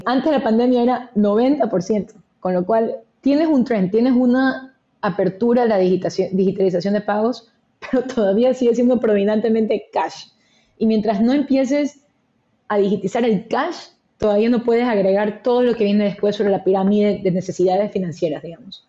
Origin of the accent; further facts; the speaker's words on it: Guayaquil, Guayas, Ecuador; moved away as an adult; also born or lived in Philadelphia, United States / New York, United States; Soy originalmente de Ecuador, que creo que siempre es importante comentar, nací, crecí, nací, crecí en Guayaquil